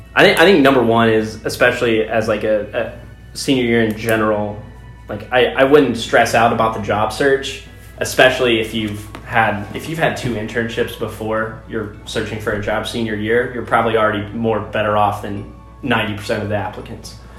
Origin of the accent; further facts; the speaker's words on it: Poseyville, Indiana, United States; I'm originally from Poseyville, Indiana, uh, which most people don't know where that's at, but as a uh, reference point, it's 30 minutes west of Evansville